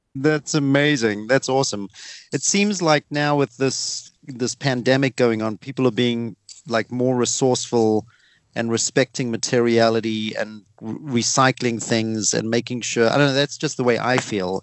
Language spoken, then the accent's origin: English; South Africa; accent: South African; It's my South African accent